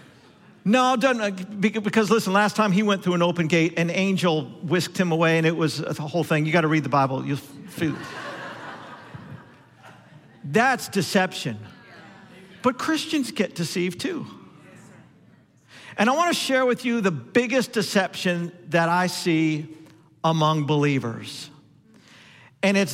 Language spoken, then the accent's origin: English; Denver, Colorado, United States; I'm from Denver